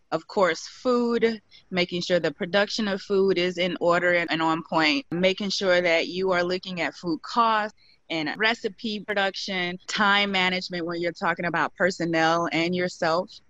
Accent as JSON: {"language": "English", "region": "Midwest", "country": "United States", "said": "My dad was a big barbecue griller. I'm from the Midwest, and so he grilled all the time."}